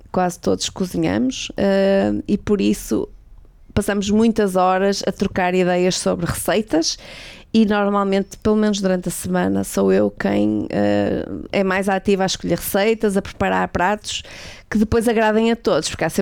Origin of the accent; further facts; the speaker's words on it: Portugal; also born or lived in Finland / Sweden / Lisbon; Como boa portuguesa